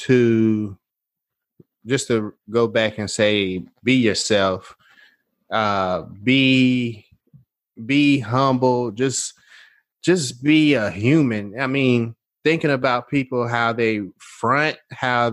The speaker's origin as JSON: {"language": "English", "town": "Nashville", "region": "Tennessee", "country": "United States", "said": "I'm from Nashville"}